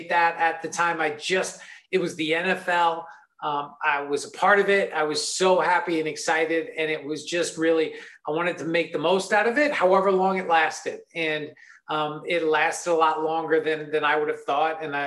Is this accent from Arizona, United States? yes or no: no; New York, United States; growing up in New York